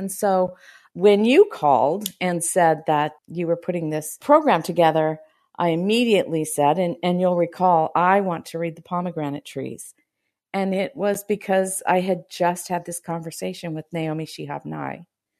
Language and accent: English; Fresno, California, United States; But I was born in Fresno, and we seemed to kind of bounce around leaving Fresno and then ending up back in Fresno.